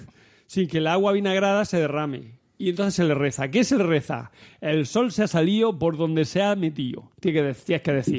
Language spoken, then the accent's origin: Spanish; Almería, Andalusia, Spain; de allí, del mi pueblo, de Almería